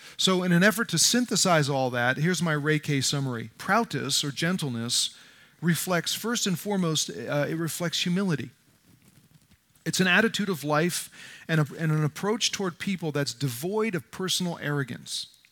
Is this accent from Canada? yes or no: no; New Jersey, United States; I grew up in North Jersey in a tough neighborhood